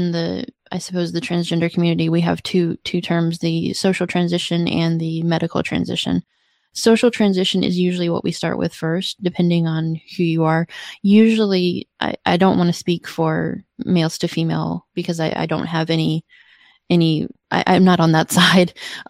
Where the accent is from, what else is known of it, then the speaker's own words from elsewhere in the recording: Georgia, United States; also born or lived in Illinois / Washington; So I'm originally from Georgia, and then I moved to Illinois, and then I moved to Washington State, and then I moved here.